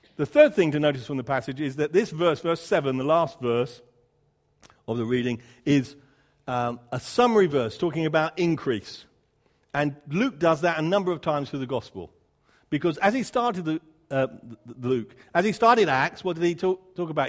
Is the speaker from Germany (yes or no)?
no; United Kingdom; I'm a Brit